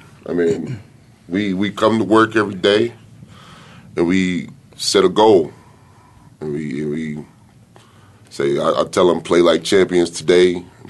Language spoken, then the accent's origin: English; Southern Maryland, United States; moved away; Originally from Southern Maryland. Amish, seafood, you know, everything down in the county. Amish people. We got Amish people.